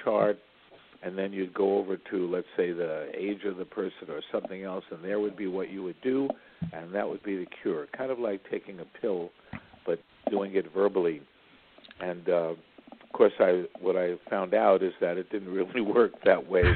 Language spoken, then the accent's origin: English; New York City, New York, United States; I grew up in Brooklyn, New York, in a Jewish family